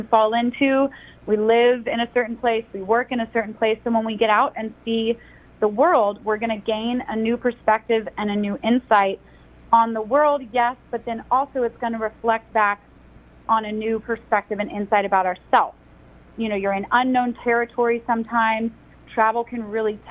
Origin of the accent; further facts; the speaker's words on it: Atlanta, Georgia, United States; I'm from Atlanta, born and raised